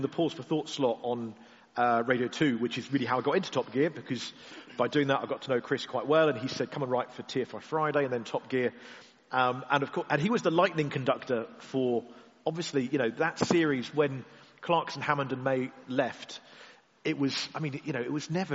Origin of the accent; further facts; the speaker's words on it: Cornwall, South West England, United Kingdom; being Cornish